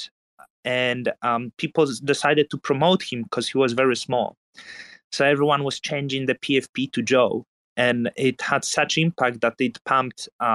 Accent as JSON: {"language": "English", "country": "Poland", "tie": "born or raised there", "said": "growing up in Poland"}